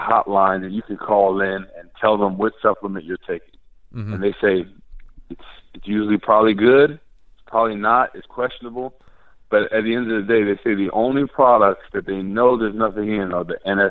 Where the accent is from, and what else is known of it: New Jersey, United States; born or raised there; moved away